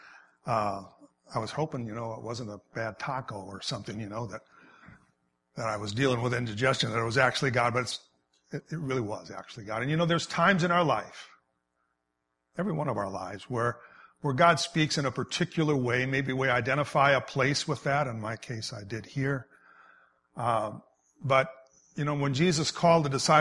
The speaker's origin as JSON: {"language": "English", "region": "Wisconsin", "country": "United States", "tie": "born or raised there", "said": "I grew up in Wisconsin"}